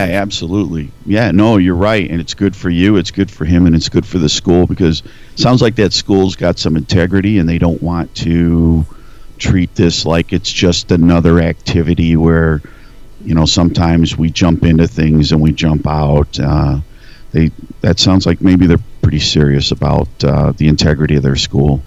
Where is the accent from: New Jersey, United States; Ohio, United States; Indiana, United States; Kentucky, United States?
Ohio, United States; Northeast; moved away as an adult; now in Nebraska, United States; I grew up in Northeast Ohio, right on Lake Erie, uh, mm-hmm. about 25 miles east of Cleveland, tiny small town